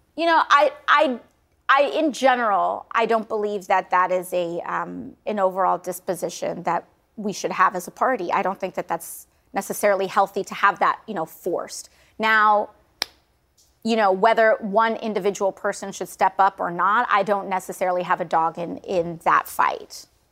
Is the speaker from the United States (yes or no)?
yes; New York City, New York, United States; I'm also a New Yorker